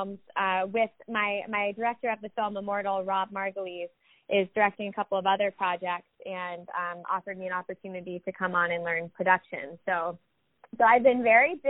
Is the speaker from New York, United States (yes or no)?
no; Snellville, Georgia, United States; I grew up in Snellville, Georgia